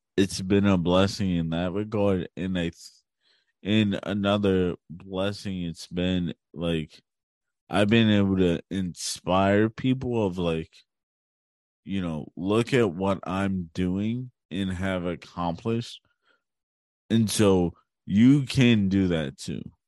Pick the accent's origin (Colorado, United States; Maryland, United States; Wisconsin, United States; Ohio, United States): Maryland, United States; Hagerstown; also born or lived in Baltimore, Maryland; I was born in Baltimore, Maryland, and I grew up in Hagerstown.